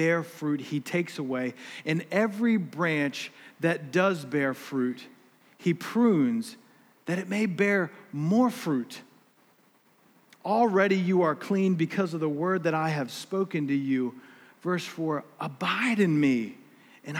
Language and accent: English; United States; I'm an American.